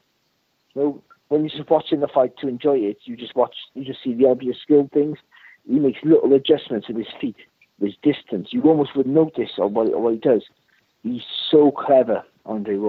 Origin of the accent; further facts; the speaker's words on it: Wales, United Kingdom; I'm a Welsh guy